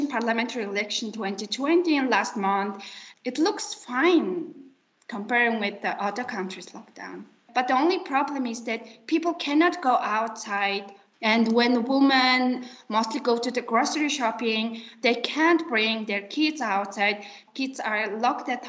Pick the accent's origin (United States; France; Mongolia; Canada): Mongolia; I'm from Mongolia